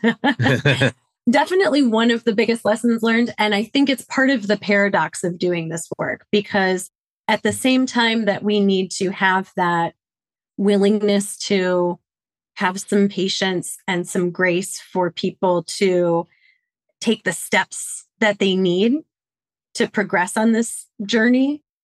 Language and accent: English; Detroit, Michigan, United States; now in Washington, D.C., United States; born and bred in Detroit, Michigan